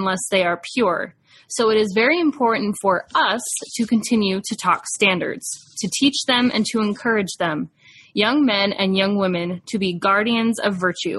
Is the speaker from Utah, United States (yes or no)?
yes; Provo, Utah, United States; I was growing up in Provo, Utah in the 90s